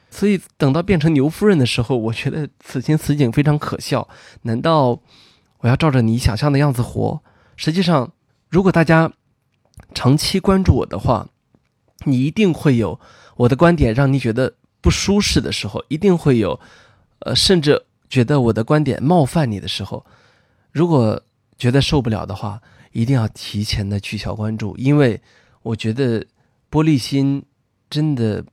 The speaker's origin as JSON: {"language": "Chinese", "region": "northern China", "country": "China", "said": "作为一个北方人"}